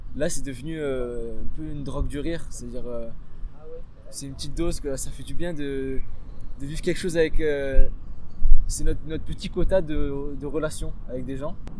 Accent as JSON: {"language": "French", "town": "Marseille", "region": "Provence-Alpes-Côte d'Azur", "country": "France", "tie": "born or raised there", "moved": "as an adult", "lives_now": "Nice, France", "said": "Je suis pas niçois de base, moi je viens de Marseille. J'ai grandi là-bas depuis que j'ai 6 ans."}